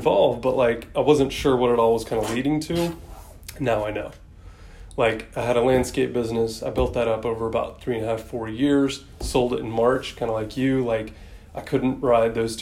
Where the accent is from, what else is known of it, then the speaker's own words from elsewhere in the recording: Atlanta, Georgia, United States; also born or lived in Sandy Springs, Georgia; we've only lived in this area for 8 years, but I was born and raised in Atlanta